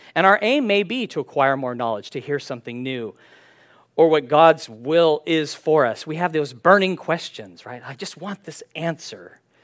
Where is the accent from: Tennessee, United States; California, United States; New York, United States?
California, United States; San Diego; When I was growing up in San Diego